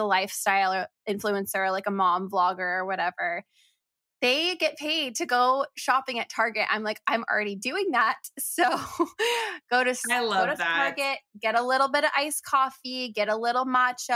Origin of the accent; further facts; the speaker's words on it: Florida, United States; moved away; we're both from Florida, have Florida in our histories